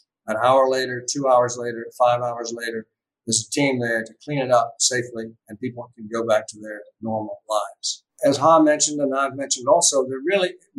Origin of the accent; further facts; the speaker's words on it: United States; as a veteran and as an American citizen